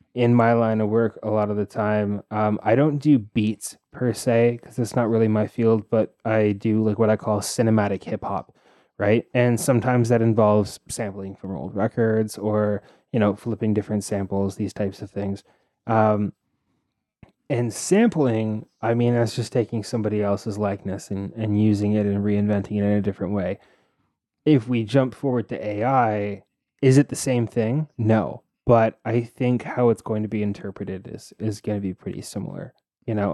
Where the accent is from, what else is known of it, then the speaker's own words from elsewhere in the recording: Toronto, Ontario, Canada; I grew up in Scarborough